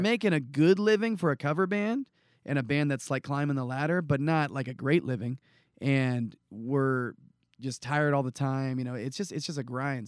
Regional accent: San Jose, California, United States; I grew up in San Jose, California

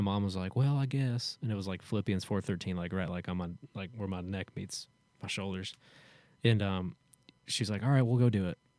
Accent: Hendersonville, Tennessee, United States; born or raised there

